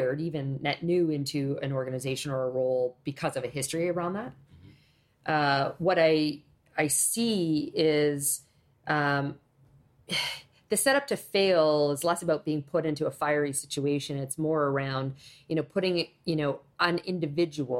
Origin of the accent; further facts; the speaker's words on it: Canada; I was born in Canada